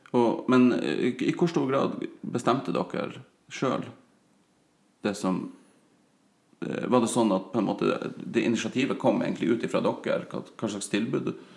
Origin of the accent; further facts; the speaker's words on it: Sørreisa, Troms, Norway; vi hadde ungdomsklubb i Sørreisa, der jeg vokste opp